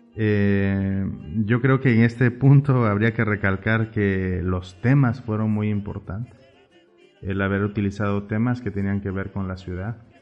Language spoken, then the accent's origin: Spanish; Oaxaca, Mexico; moved away as an adult; now in La Paz, Mexico; tuve la fortuna de nacer allá